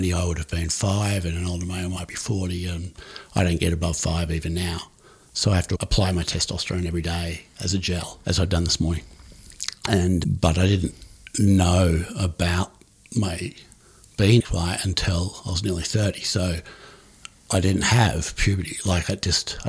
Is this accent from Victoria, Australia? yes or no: yes; Melbourne, Victoria, Australia; also born or lived in United States; We moved from Park Orchards, as it was, an outer eastern suburb of now Greater Melbourne. And we moved to North Carlton.